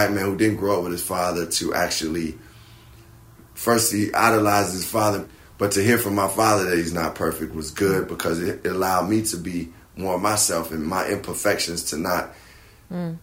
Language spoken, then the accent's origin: English; Chicago, Illinois, United States; I'm a black man from Chicago